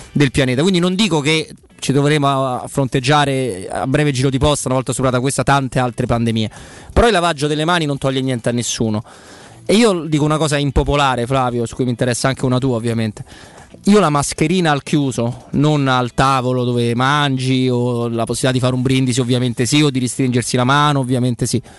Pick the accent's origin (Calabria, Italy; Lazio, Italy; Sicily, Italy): Lazio, Italy; Rome; Quindi noi come romani perché noi non siamo passati eh, alla rossa dell'arancione, noi siamo passati alla rossa dalla gialla. Il Lazio è la regione gialla